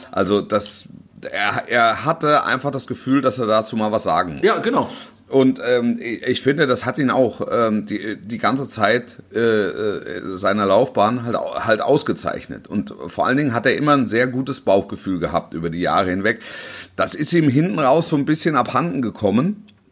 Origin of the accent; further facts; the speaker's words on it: Hesse, Germany; gebürtiger Hesse